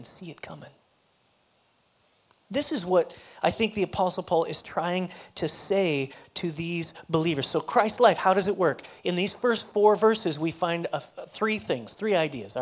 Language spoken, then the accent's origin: English; Colorado, United States; moved away as an adult; now in Texas, United States; I'm from Colorado